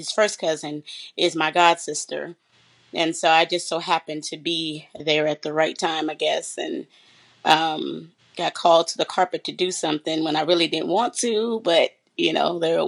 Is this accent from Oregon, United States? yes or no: no; San Bernardino, California, United States; I'm originally from San Bernardino, California